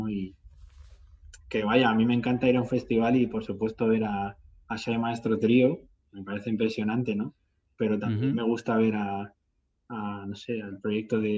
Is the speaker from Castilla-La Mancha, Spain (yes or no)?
yes; Talavera de la Reina, Castilla-La Mancha, Spain; Por ejemplo, en Talavera, en mi pueblo, hay un festival que lleva haciéndose 18 años.